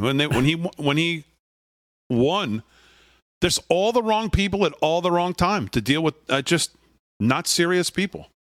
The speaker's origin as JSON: {"language": "English", "region": "Connecticut", "country": "United States", "tie": "born or raised there", "moved": "yes", "lives_now": "Long Island, United States", "said": "growing up in Connecticut"}